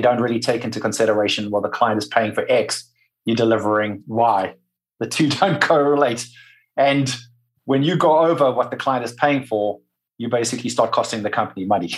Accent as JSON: {"language": "English", "town": "Durban", "region": "KwaZulu-Natal", "country": "South Africa", "tie": "born or raised there", "also_born_or_lived": "Wales / New York", "moved": "as an adult", "lives_now": "United States", "said": "I grew up in Durban."}